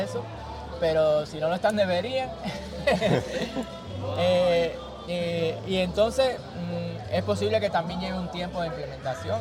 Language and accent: Spanish; Cuba